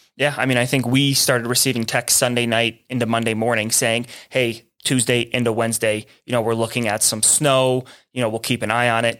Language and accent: English; Buffalo, New York, United States; now in Santa Fe, United States; I'm originally from Buffalo. I'm a long way from home